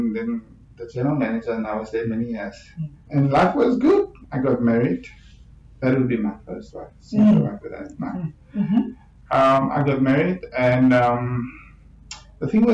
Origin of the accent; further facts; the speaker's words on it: Ceres, Western Cape, South Africa; moved away as an adult; now in Cape Town, South Africa; I'm originally from Ceres. I grew up in Ceres and matriculated there, and I think I came to Cape Town to come study